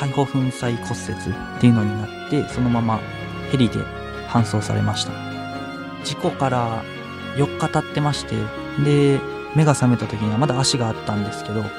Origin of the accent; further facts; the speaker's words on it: Mie, Japan; moved away as an adult; also born or lived in Aichi; now in Tokyo, Japan; 三重県だと鈴鹿サーキットとかがあるんですけど